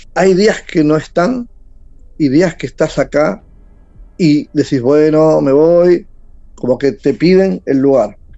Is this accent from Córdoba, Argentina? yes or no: no; San Fernando, Buenos Aires Province, Argentina; De Buenos Aires, San Fernando